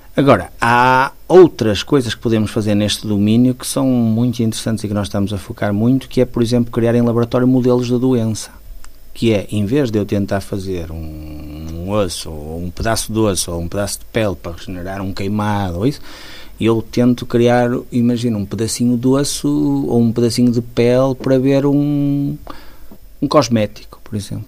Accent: Porto, Norte, Portugal; also born or lived in Guimarães / Braga; eu de facto nasci no Porto, gosto muito do Porto

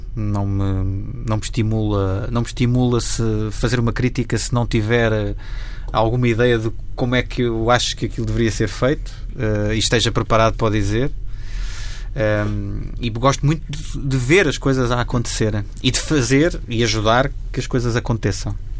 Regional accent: Torres Vedras, Lisbon, Portugal; da minha terra natal, que é Torres Vedras

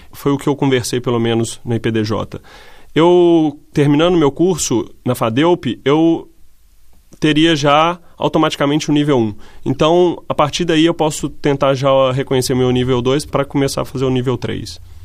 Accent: Brazil; moved away as an adult; also born or lived in Italy / Spain / Netherlands; now in Portugal; como brasileiro

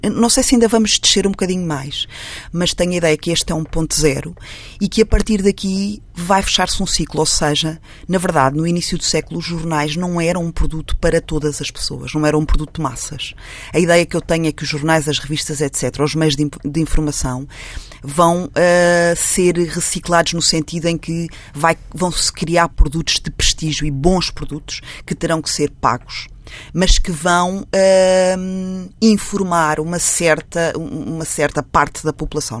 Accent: Portugal; eu não sou de Lisboa, sou de uma vila pequena perto de Lisboa, que hoje é muitíssimo perto, na altura não era, porque não existia uma ponte

